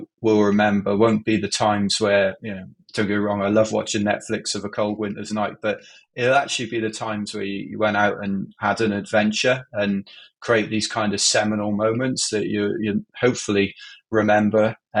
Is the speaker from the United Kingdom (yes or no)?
yes; Wales, United Kingdom; now in London, United Kingdom; I was raised in Wales